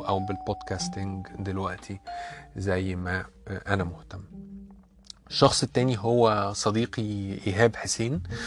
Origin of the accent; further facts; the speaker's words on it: Egypt; accent: Egyptian; انا اتولدت وعشت معظم حياتي في مصر